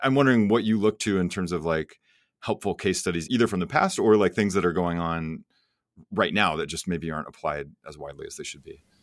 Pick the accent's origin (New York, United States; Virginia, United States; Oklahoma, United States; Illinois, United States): Oklahoma, United States; I grew up in Oklahoma, which is an oil and gas state